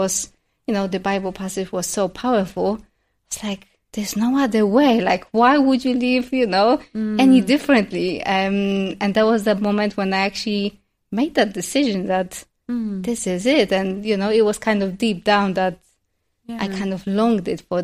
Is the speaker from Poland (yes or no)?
yes; Poland; moved away; also born or lived in London; growing up in Poland